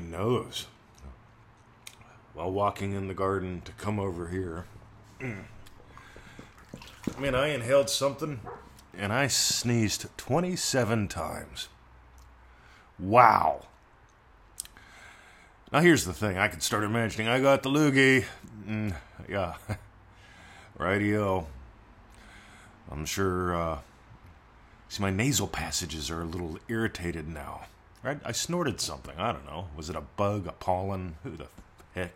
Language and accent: English; United States; moved away as an adult; now in Australia; I'm in Australia. I'm an American defector. I moved here, became a citizen here